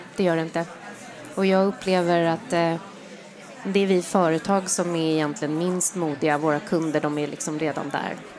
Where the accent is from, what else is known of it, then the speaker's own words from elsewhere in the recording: Sweden; jag är stolt över att jag är svensk